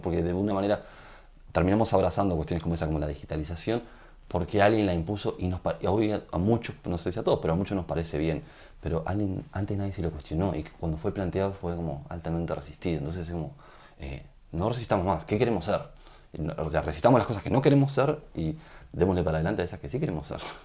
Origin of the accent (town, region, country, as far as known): Uruguay